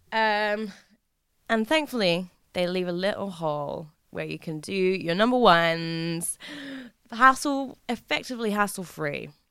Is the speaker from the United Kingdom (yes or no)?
yes; England, United Kingdom; as an English person